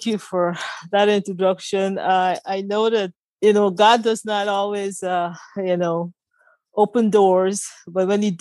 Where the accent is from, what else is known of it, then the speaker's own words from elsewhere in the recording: Guyana; moved away; I'm from Guyana